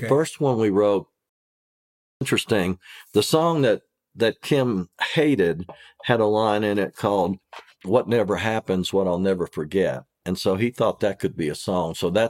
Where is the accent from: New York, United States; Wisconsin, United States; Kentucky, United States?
Kentucky, United States; And I'm from Kentucky.